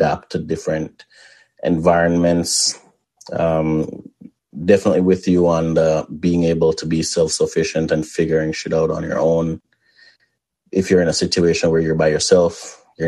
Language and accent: English; Mandeville, Manchester, Jamaica; also born or lived in Spalding, Jamaica; I don't feel like I grew up in Mandeville. Yes, right. I lived there.